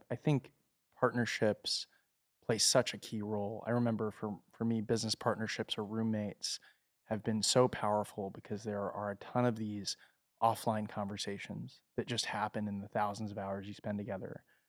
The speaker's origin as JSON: {"language": "English", "country": "United States", "said": "I'm from America, so I don't know about the rest of the world, but I hear things."}